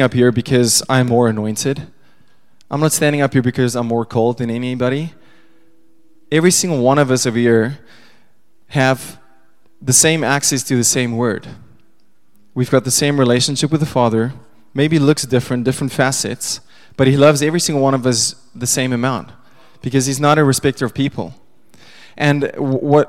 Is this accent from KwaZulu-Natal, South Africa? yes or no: no; Pretoria, Gauteng, South Africa; first language Afrikaans; English is a second language; I was born in Pretoria, grew up Afrikaans